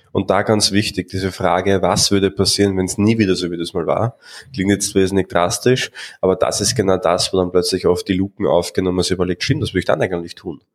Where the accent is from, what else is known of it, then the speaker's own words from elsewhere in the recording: Austria; bei uns in Österreich